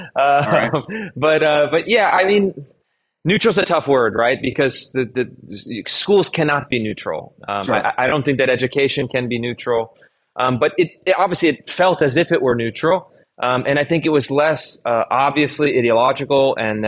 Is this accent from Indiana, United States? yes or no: no; Sacramento, California, United States; I grew up in Sacramento, California, and I had what I think of at the time as a typical K-12 public school education